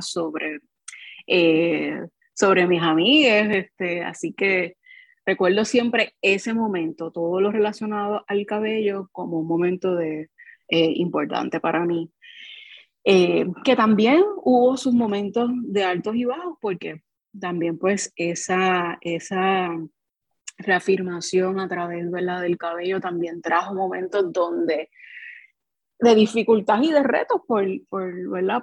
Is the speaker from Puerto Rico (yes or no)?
yes; Carolina, Puerto Rico; soy de Barrio San Antón eh, y me crié entre Barrio San Antón y Manuela Pérez